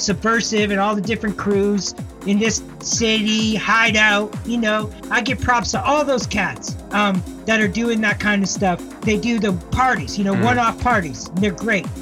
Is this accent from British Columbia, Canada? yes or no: yes; Victoria, British Columbia, Canada; also born or lived in Japan / Tokyo; now in Toronto, Canada; I grew up in Victoria, which is a small town in BC